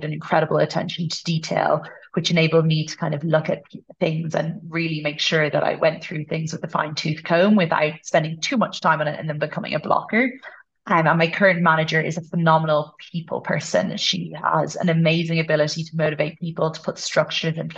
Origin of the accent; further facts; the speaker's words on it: Ireland; first language English; moved away as an adult; also born or lived in United States / Uganda / Malawi; now in Kenya; Ireland is the culture I'm brought up in. It's my first language. English